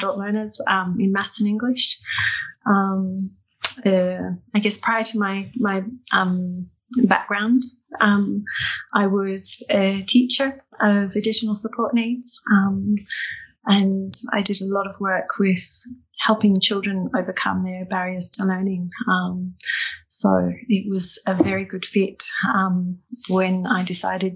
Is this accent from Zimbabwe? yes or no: no; Australia; moved away as an adult; now in Dundee, United Kingdom; I'm not local, as I'm an Australian